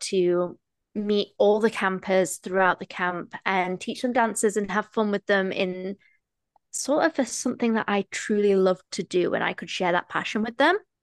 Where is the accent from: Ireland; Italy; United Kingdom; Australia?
United Kingdom; England; moved away as an adult; also born or lived in United States; now in Toronto, Canada; I am a British female that has moved to Toronto, Canada